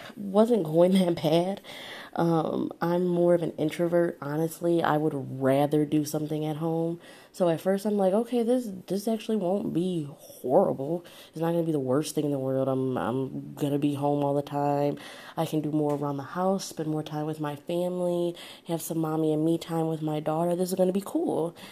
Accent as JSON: {"language": "English", "town": "Detroit", "region": "Michigan", "country": "United States", "lives_now": "Southfield, United States", "said": "I actually live in Southfield, Michigan. So that's a suburb of Detroit. It's probably about, I'd say like 10, 15 minutes outside of Detroit, but I'm from Detroit"}